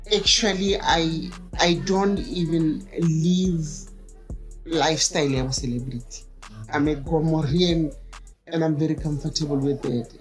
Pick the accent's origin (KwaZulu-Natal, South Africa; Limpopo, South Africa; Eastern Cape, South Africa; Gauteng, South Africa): Gauteng, South Africa; Johannesburg; born and bred in Alex. So, Alexandra, nkanne ka rena